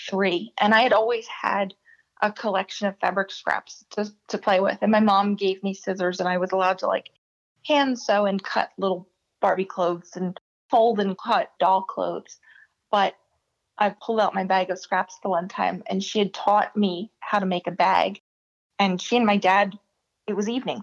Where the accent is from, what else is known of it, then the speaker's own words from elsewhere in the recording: New Jersey, United States; also born or lived in Atlantic City, New Jersey; I was born in the Atlantic City Hospital. So I grew up in South Jersey